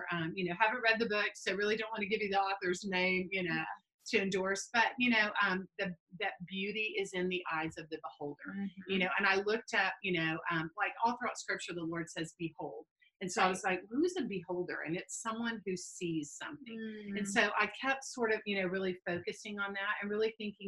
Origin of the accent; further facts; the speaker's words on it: Destin, Florida, United States; I grew up here in Destin, went away for a season and got to come back to my hometown